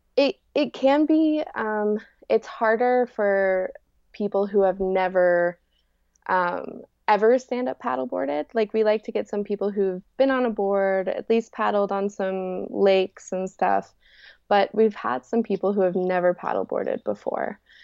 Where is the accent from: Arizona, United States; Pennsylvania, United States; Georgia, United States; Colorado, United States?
Colorado, United States; Rifle; I was born in Rifle, Colorado, and I live in my van now.